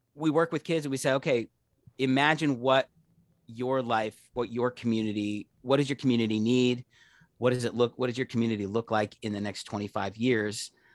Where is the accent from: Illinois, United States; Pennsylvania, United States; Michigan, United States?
Pennsylvania, United States; Pittsburgh; I'm from Pittsburgh